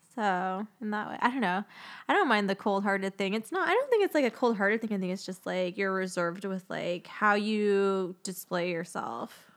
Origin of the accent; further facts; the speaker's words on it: Phoenix, Arizona, United States; I grew up in Phoenix